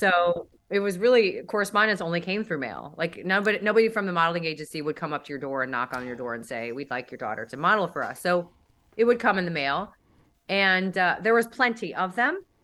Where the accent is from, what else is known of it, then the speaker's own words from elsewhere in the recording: St. Louis, Missouri, United States; also born or lived in Dallas; now in Miami, United States; I was raised in Saint Louis, and then I lived in Dallas for a long time, and I moved to Miami in two thousand fourteen.